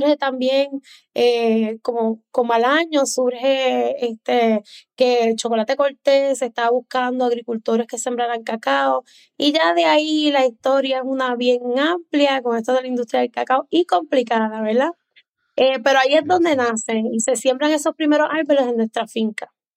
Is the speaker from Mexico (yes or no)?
no; Lares, Puerto Rico; also born or lived in Aurora, Illinois, United States; yo nací en un pueblito de Illinois, Aurora, pero a los seis meses de edad me trajeron a Puerto Rico. Mis papás se mudaron y entonces me crio en el barrio Callejones de Lares.